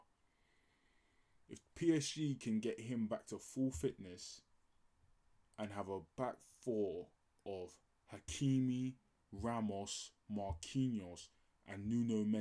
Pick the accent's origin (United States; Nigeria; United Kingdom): Nigeria; I'm Nigerian